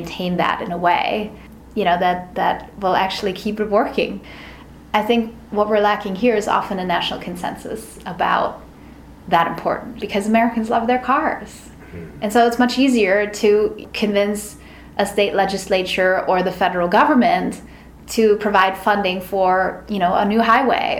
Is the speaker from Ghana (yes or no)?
no; Berlin, Germany; now in New York City, United States; I'm from Berlin, which is the biggest city in Germany